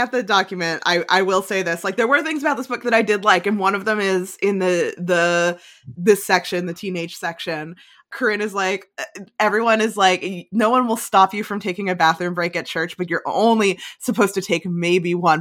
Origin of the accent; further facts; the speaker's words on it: New Jersey, United States; I'm from North Jersey